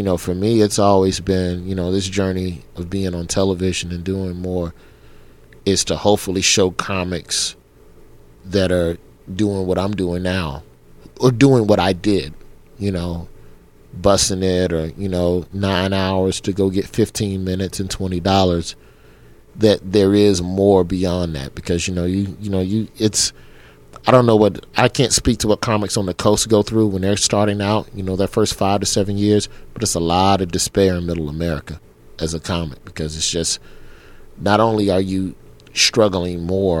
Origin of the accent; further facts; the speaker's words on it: the South, United States; You know, I'm from the South.